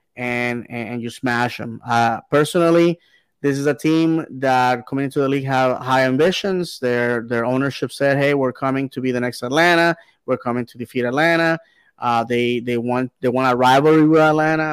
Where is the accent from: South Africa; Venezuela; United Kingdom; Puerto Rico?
Puerto Rico; Bayamón; now in Orlando, United States; my hometown uh, club, Bayamon